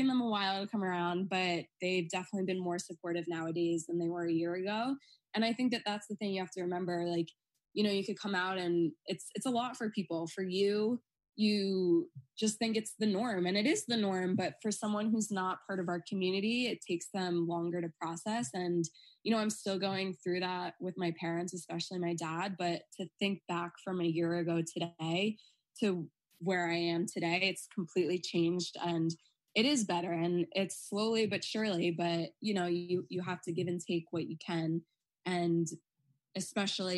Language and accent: English; Long Island, New York, United States; growing up on Long Island, which is a very, you know, Republican.